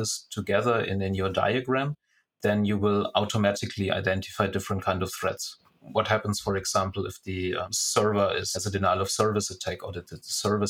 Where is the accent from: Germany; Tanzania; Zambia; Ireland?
Germany; moved away as an adult; now in Singapore; originally I'm from Germany and already living now for 6 years in Singapore